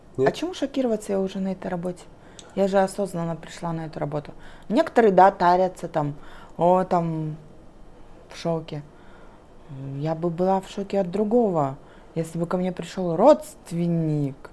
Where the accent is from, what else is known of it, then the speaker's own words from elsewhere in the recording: Kazakhstan; Я местная.